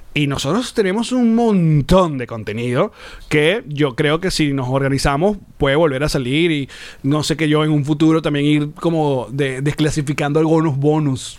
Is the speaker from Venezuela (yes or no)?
yes; Venezuela; como venezolanos